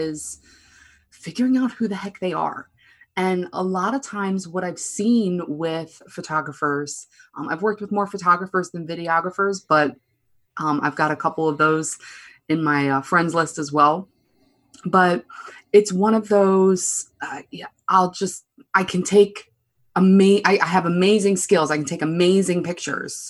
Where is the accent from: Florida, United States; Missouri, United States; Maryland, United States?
Maryland, United States; Baltimore; I'm from Baltimore, Maryland